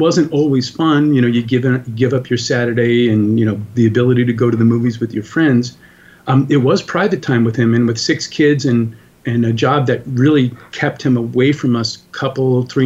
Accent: New York and Long Island, United States; I grew up in New York and Long Island, New York

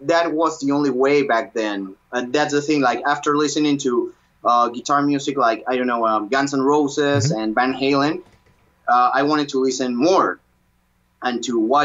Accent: Peru; English is a second language; I was born in Peru in 1985

